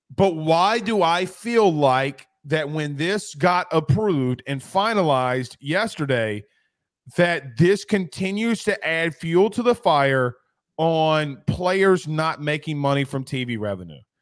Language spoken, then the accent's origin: English; Deep South, United States; I'm from the Deep South